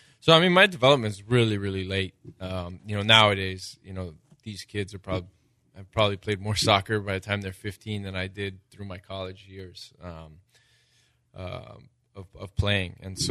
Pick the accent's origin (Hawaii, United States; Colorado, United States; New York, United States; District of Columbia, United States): Hawaii, United States; Growing up in Hawaii, I definitely failed at that.